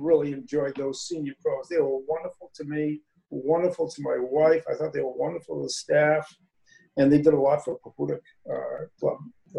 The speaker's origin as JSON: {"language": "English", "town": "Saco", "region": "Maine", "country": "United States", "tie": "born or raised there", "said": "I grew up in Saco."}